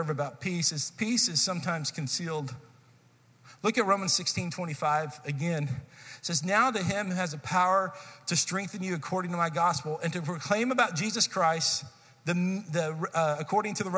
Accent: Texas, United States; I grew up in Texas, and so we spent some time studying this in Texas history, seventh grade Texas history

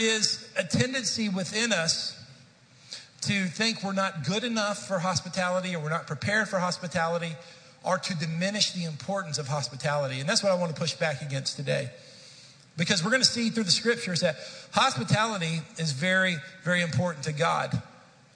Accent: Dallas, Texas, United States; moved away; I grew up in the Dallas-Fort Worth area, and spent most of my life there

